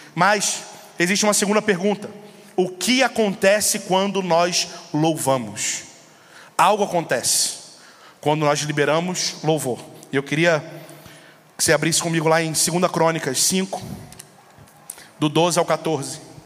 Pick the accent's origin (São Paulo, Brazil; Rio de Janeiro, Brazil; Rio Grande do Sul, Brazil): Rio de Janeiro, Brazil; São Gonçalo; eu sou lá do Rio de Janeiro, uma cidade chamada São Gonçalo